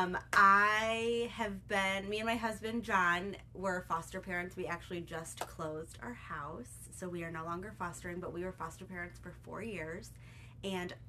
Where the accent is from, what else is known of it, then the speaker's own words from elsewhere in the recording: Toledo, Ohio, United States; we live just a couple hours away. We're from Toledo